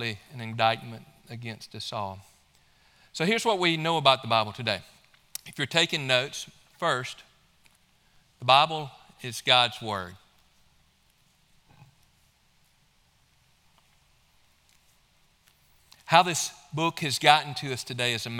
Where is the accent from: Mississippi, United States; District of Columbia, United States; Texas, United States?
Mississippi, United States; now in Georgia, United States; my home state of Mississippi